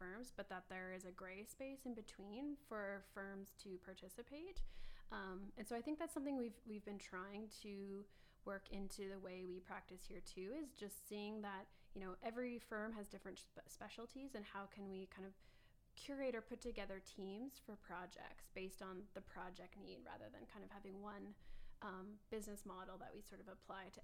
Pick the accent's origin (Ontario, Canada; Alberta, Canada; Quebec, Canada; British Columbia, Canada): Alberta, Canada; Medicine Hat; now in Calgary, Canada; downtown Medicine Hat, which is my hometown